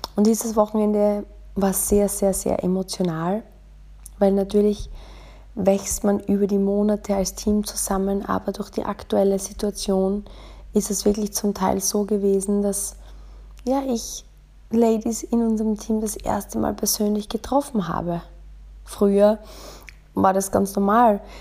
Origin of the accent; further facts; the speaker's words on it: Austria; now in Munich, Germany; bei uns in Österreich